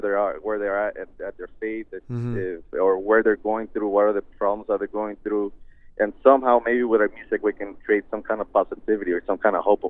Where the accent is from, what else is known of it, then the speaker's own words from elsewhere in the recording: United States; Since we were raised out here in the States, we've kind of adapted to the English